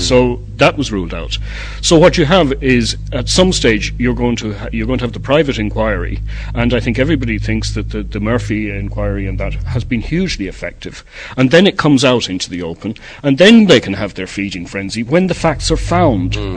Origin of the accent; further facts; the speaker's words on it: Ireland; we, uh, as Irish people, have built all over the world